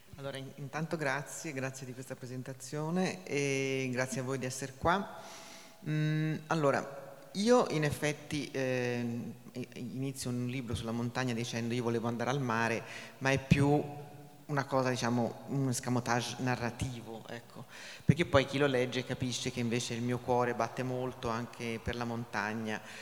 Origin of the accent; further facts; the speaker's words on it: Tuscany, Italy; moved away; also born or lived in Champoluc, Aosta Valley; sono toscana